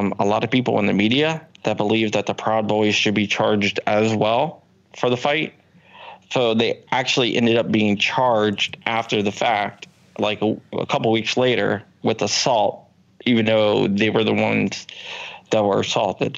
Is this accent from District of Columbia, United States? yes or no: yes; Washington, District of Columbia, United States; now in Virginia, United States; in D.C., my hometown